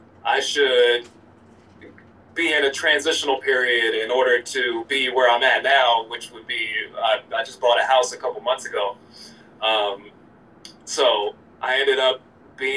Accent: Allentown, Pennsylvania, United States; also born or lived in Orlando, Florida; I'm from Allentown, Pennsylvania

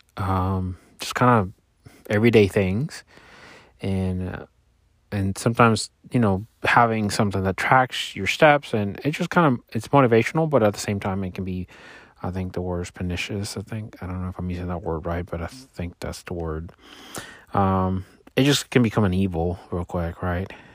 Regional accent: Puerto Rico; I grew up in Puerto Rico

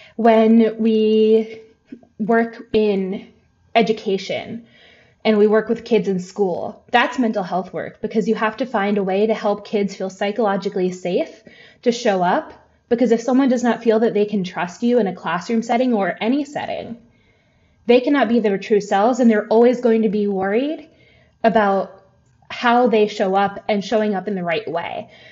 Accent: the American South, United States; I am a white person growing up in the South

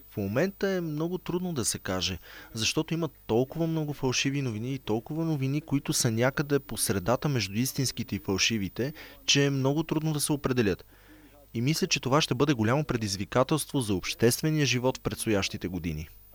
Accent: Sarajevo, Federation of Bosnia and Herzegovina, Bosnia & Herzegovina; Аз бях тинейджър, когато войната в Босна избухна. Бях в Сараево, а Сараево беше под обсада в продължение на 4 години

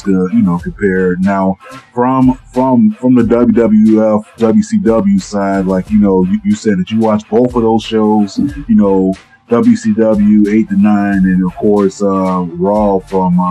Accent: South Florida, United States; I grew up in South Florida

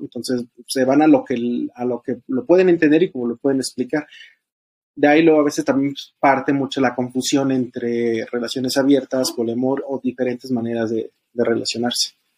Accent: State of Mexico, Mexico; soy del Estado de México, tengo 36 años

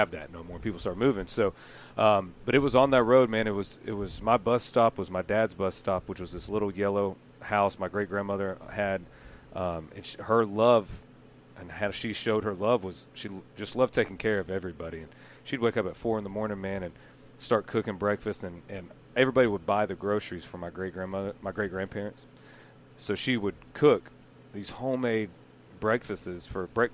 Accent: Eustis, Florida, United States; I grew up in a town called Eustis, Florida, in Lake County

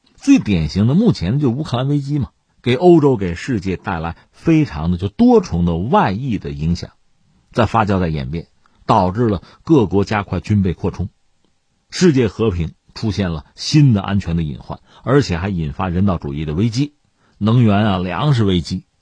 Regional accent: China; 我们中国人

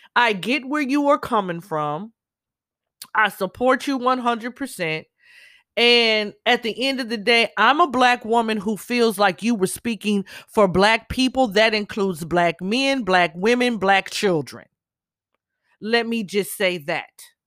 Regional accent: Southern California, United States; also born or lived in Los Angeles; I'm born and raised in Cali all my life. Grew up all over Southern California

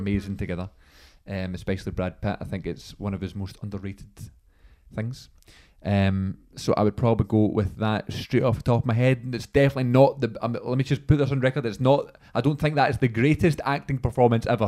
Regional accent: Scotland, United Kingdom; we're Scottish

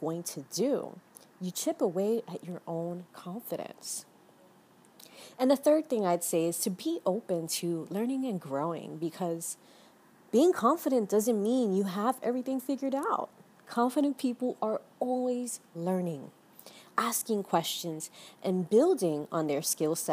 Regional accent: New York City, New York, United States; now in Miami, United States; I was born and raised in the Bronx, and I'm currently based on a small beachside town here in Miami

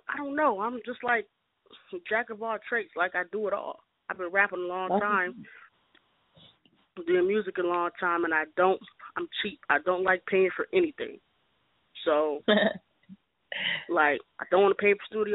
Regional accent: St. Paul, Minnesota, United States; now in Atlanta, United States; born in Minneapolis, raised in St. Paul

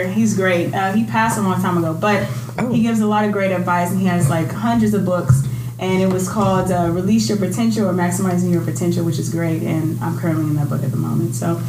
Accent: Inglewood, California, United States; Born and raised in Inglewood, California.

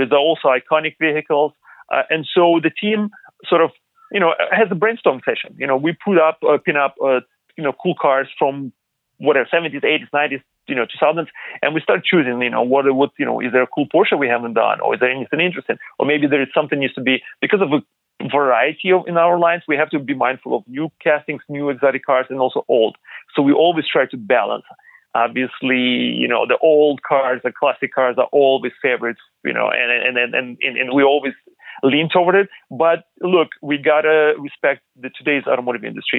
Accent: Ukraine; moved away; I was born in Eastern Europe, in uh, Ukraine.

